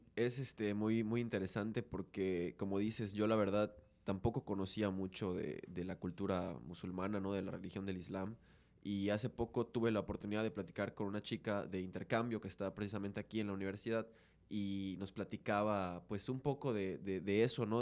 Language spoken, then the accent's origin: Spanish; Mexico; En esta burbuja cultural que tenemos como mexicanos